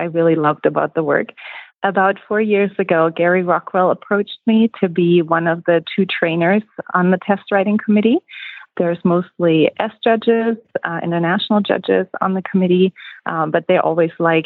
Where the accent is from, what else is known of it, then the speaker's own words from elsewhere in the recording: Germany; moved away as an adult; now in Eagle, United States; I'm originally from Germany and immigrated to the United States in 2008